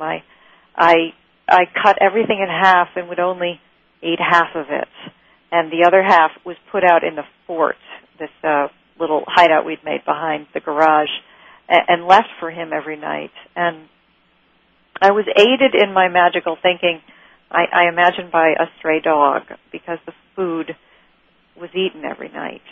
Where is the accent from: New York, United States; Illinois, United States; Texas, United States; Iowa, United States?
New York, United States; Rochester; I grew up in Rochester